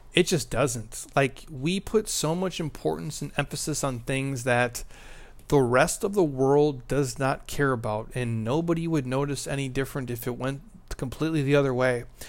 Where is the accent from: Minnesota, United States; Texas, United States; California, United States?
Minnesota, United States; I'm from Minnesota